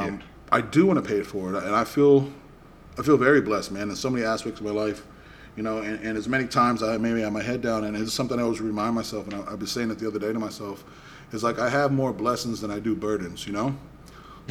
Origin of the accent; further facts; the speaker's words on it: Boston, Massachusetts, United States; I grew up in Boston